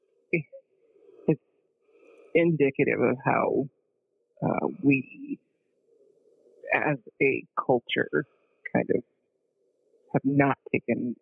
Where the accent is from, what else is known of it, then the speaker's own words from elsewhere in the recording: Davenport, Iowa, United States; I grew up in Davenport, Iowa